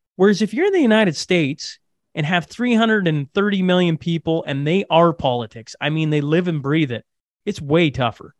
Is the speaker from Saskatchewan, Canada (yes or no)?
yes; Hillmond, Saskatchewan, Canada; now in Alberta, Canada; hillmond is this tiny little hamlet in saskatchewan so i grew up